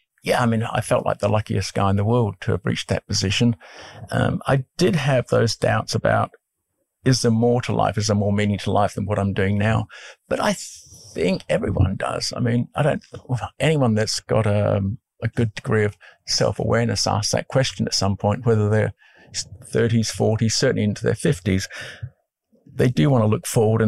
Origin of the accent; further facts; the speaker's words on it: Scotland, United Kingdom; moved away; also born or lived in Brentwood; I was born in Scotland